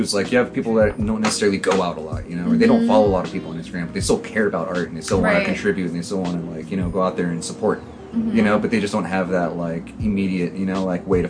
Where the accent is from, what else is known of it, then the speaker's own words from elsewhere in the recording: San Jose, California, United States; we're from San Jose